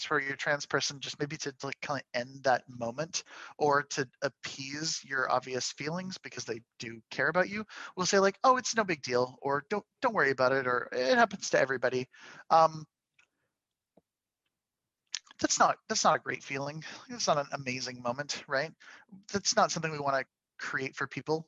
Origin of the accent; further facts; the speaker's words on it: Canada; I'm a Canadian